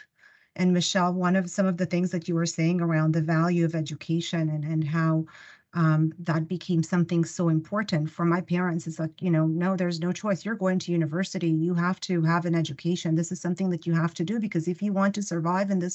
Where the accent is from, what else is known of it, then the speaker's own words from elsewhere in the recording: Ukraine; first language Russian; English is a second language; now in Canada; I was born in the Ukraine